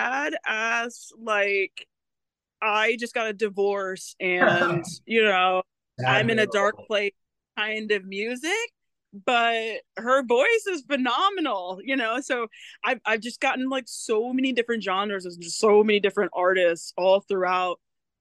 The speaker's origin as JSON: {"language": "English", "region": "West Coast", "country": "United States", "said": "I'm from the West Coast"}